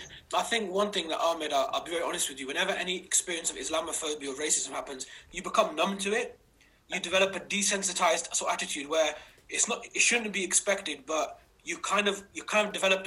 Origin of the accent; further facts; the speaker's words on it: United Kingdom; someone asked me, does it help or hinder being a Pakistani British male, and how can it help and hinder us in the context that we find ourselves?